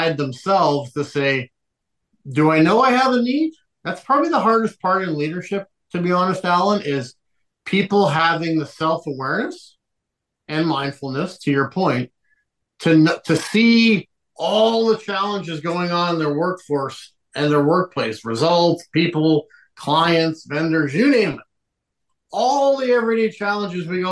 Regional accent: Liverpool, North West England, United Kingdom; moved away; I'm originally from Liverpool, England

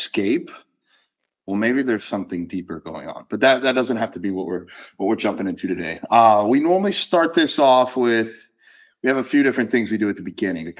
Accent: Gainesville, Florida, United States; out of Gainesville, out of my hometown

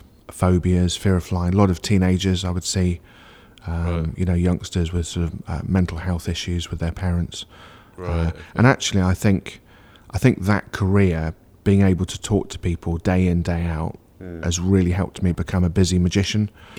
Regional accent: Churchdown, South West England, United Kingdom; But we kept being posted back to Gloucestershire, so I would consider Gloucestershire as home, really, even though we moved around quite a bit.

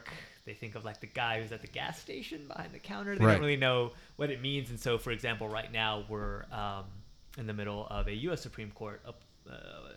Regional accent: Deep South Texas, United States; moved away as an adult; also born or lived in Houston, Texas; now in Oklahoma City, United States; I was born and raised in Deep South Texas on the border with Mexico

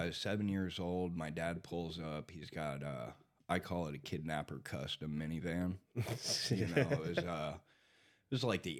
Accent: Texas, United States; born there; I was born in Texas.

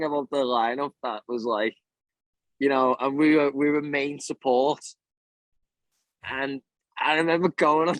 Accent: Liverpool, North West England, United Kingdom; moved away as an adult; now in Australia; In Britain, see, I'm from Liverpool

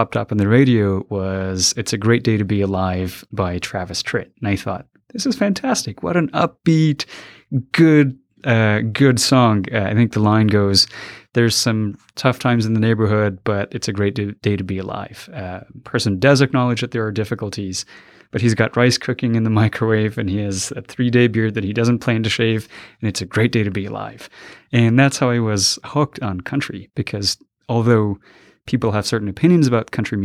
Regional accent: Quetta, Balochistan, Pakistan; moved away as an adult; also born or lived in Afghanistan; now in United States; I was about 6 when my family left Afghanistan because of the oncoming Taliban taking over the country. A lot of people were displaced, and we moved over to to Pakistan, over the border. And I lived in the city of Quetta. And I lived there until about when I was 19

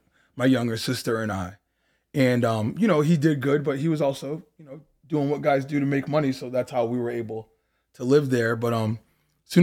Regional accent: Dennis Port, Massachusetts, United States; born or raised there; moved away as an adult; also born or lived in Boston, Massachusetts / Roxbury, Boston / Osterville, Massachusetts; now in California, United States

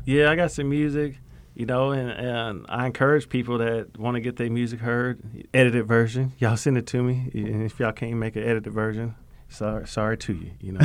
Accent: Okmulgee, Oklahoma, United States; I'm born and raised in Muskogee Creek, uh, Nation, that's where I'm from

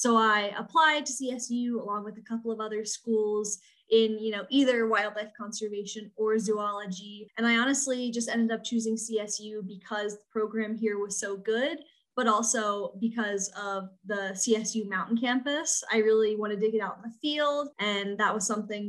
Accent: eastern shore of Maryland, United States; I'm from a very small town on the eastern shore of Maryland.

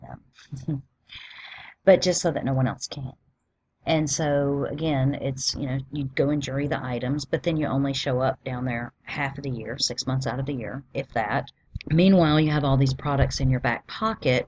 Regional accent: the South, United States; I'm just from the South

